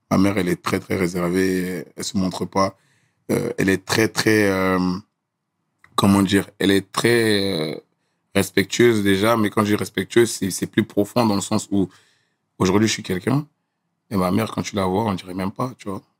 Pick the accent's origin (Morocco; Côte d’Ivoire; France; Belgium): Côte d’Ivoire; Gagnoa, Gôh-Djiboua; born there; moi je suis né à Gagnoa. Je suis né à Gagnoa et.